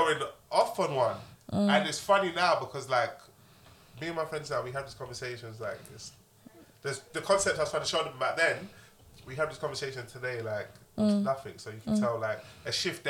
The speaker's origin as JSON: {"language": "English", "region": "London", "country": "United Kingdom", "said": "I got shot at in my area. I'm from Broad Farm."}